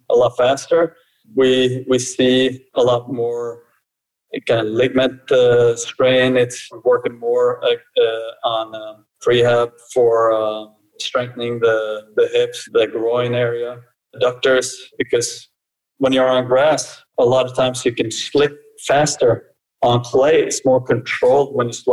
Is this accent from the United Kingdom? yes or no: no; Norway; also born or lived in Brazil / United States; I'm born in Brazil. My mother is Norwegian and my father's from Cape Verde, so I'm kind of a mix. So I grew up mostly in Norway